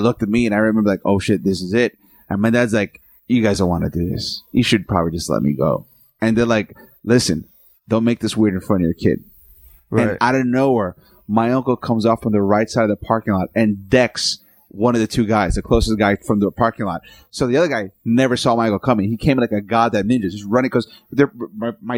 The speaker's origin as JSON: {"language": "English", "region": "New York", "country": "United States", "tie": "born or raised there", "said": "I grew up in New York"}